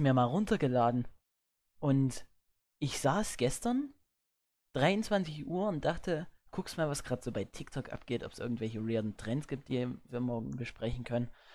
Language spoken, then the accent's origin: German; Erzgebirge, Saxony, Germany; bei uns im Erzgebirge